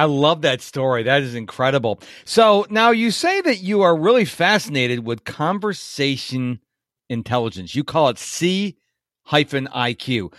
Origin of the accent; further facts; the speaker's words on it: Rochester, New York, United States; moved away as an adult; You know, I came from Rochester, New York, and I was done with the blizzards in 1997.